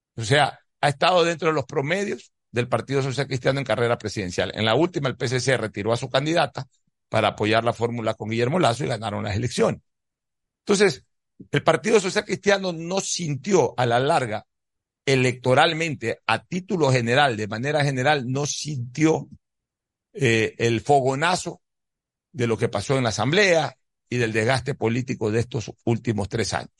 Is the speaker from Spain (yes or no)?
no; Ecuador